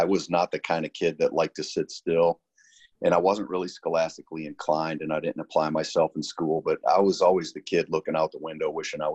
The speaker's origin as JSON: {"language": "English", "town": "Saginaw", "region": "Michigan", "country": "United States", "tie": "born or raised there", "moved": "yes", "said": "I grew up in Saginaw, Michigan"}